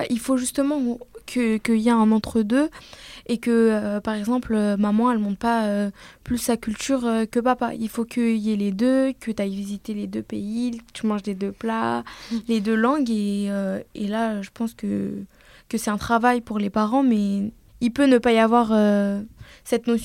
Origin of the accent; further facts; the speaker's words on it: France; moi je suis fière de porter mes deux origines je suis fière aussi, aussi de dire que je suis française parce que je suis née sur le sol français